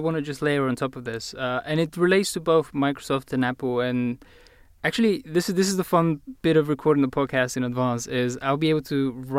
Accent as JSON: {"language": "English", "country": "Bulgaria", "accent": "British", "said": "I am, in fact, Bulgarian, even though my accent is totally British."}